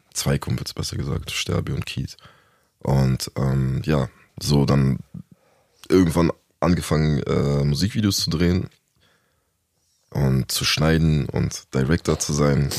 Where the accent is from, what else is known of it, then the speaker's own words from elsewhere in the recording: Berlin, Germany; also born or lived in Hamburg; bin äh, geboren in Hamburg und mit ah, okay. anderthalb oder so kurz vor meinem zweiten Lebensjahr nach Berlin gekommen. Seitdem hier gestrandet